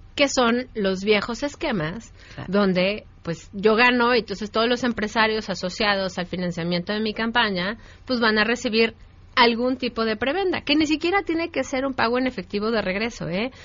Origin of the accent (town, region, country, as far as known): Mexico